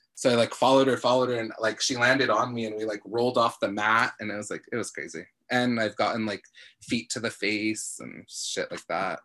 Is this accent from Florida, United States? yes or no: no; National City, California, United States; I'm from National City, like it's a cool place